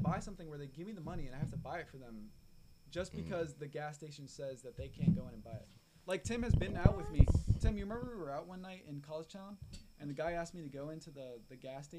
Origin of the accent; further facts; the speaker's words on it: Broward County, Florida, United States; I'm from fucking Broward County.